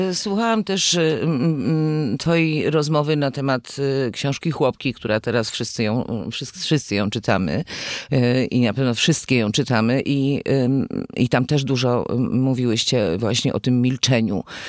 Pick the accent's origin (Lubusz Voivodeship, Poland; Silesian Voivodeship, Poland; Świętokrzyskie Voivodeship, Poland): Silesian Voivodeship, Poland; Gliwice; moved away as an adult; now in Kraków, Poland; urodziłam się w Gliwicach i w Krakowie jestem no długo już. Przyjechałam tu na studia i, i zostałam